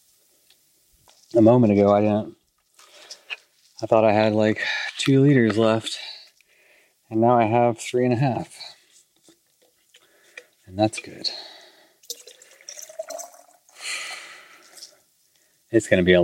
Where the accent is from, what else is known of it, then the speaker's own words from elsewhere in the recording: Texas, United States; I grew up in Texas